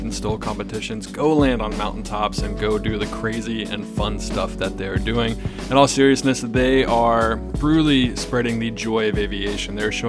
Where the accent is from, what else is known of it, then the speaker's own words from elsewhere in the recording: East Coast, United States; I grew up in the East Coast and there wasn't much backcountry flying to be had